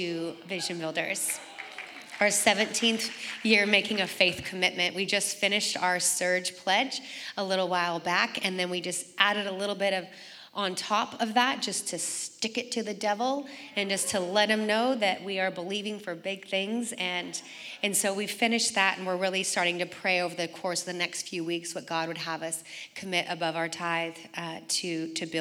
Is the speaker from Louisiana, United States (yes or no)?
no; Oregon, United States; moved away as an adult; also born or lived in San Diego; I grew up in Oregon, and then I flew to San Diego in 1996